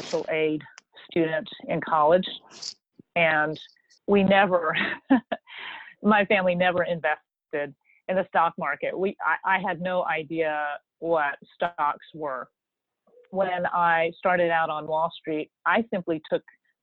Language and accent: English; Starkville, Mississippi, United States; moved away; also born or lived in Denver; Growing up in Starkville, Mississippi